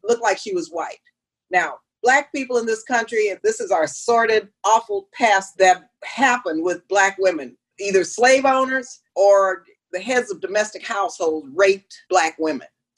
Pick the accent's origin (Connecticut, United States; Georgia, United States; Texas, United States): Texas, United States; El Paso; also born or lived in California; I'm from El Paso, Texas